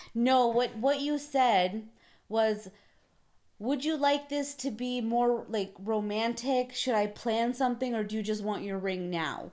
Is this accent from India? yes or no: no; Canada; I'm the Canadian